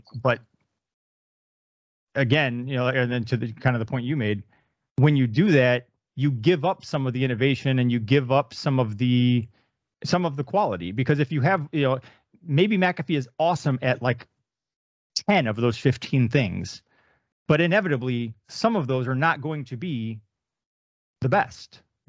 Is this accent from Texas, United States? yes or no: yes; Texas, United States; me not wanting to be identified as Texan